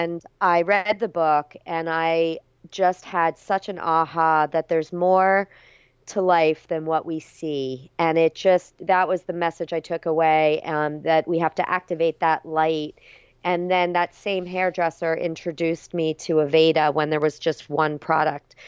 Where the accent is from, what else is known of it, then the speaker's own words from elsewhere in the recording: South Florida, United States; moved away as an adult; also born or lived in Berkeley, California; I grew up in South Florida, but, you know, headed out to U C Berkeley